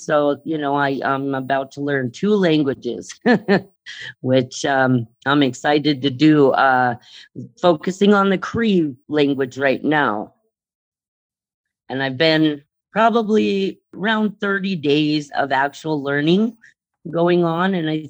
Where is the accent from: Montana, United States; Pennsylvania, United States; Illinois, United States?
Montana, United States; Great Falls; also born or lived in Rocky Boy Reservation, Montana; now in Rocky Boy, United States; I am part Irish, but more than that, I'm a Chippewa Cree. And so I grew up in Great Falls, Montana, which is an urban setting. You know, very little access to cultural language or knowledge or anything cultural, really. Very little access there.